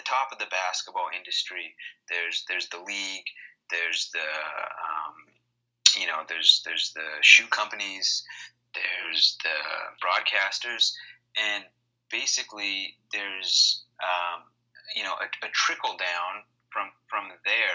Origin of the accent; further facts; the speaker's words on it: Canada; in our country, in Canada